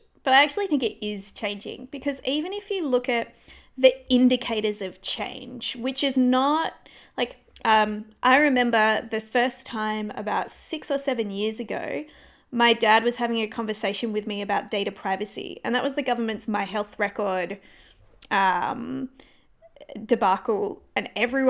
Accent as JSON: {"language": "English", "town": "Perth", "region": "Western Australia", "country": "Australia", "said": "We are. And it's going to be very difficult not to make this about Perth."}